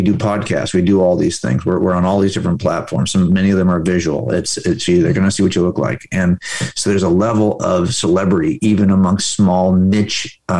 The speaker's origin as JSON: {"language": "English", "town": "Los Angeles", "region": "California", "country": "United States", "said": "I'm from Los Angeles"}